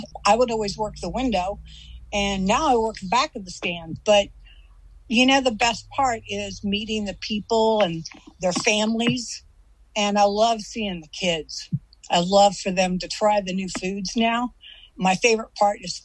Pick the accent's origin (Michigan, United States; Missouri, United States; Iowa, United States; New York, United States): Missouri, United States; moved away; I'm from Missouri. That's where I was born and raised